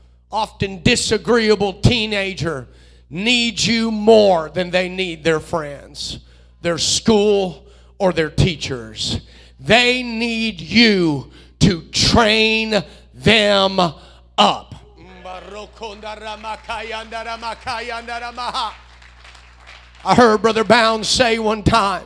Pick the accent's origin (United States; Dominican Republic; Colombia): United States; I was raised here in the United States